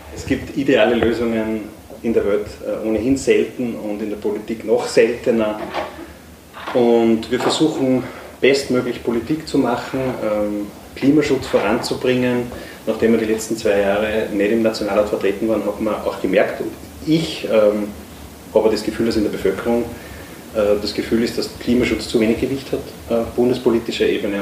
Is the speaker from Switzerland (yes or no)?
no; Upper Austria, Austria; Jetzt komme ich aus Oberösterreich